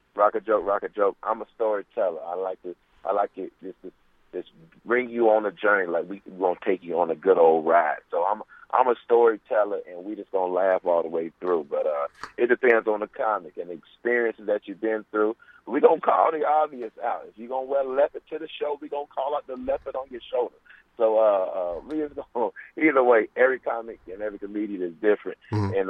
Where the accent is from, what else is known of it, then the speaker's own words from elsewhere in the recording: Fayetteville, North Carolina, United States; now in Greensboro, United States; I'm a country boy. I'm originally from Fayetteville, North Carolina